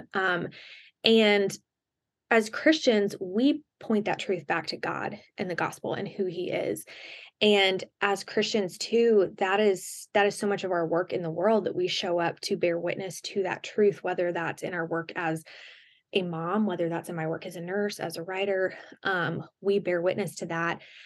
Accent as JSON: {"language": "English", "region": "the South", "country": "United States", "tie": "born or raised there", "said": "I grew up in the South"}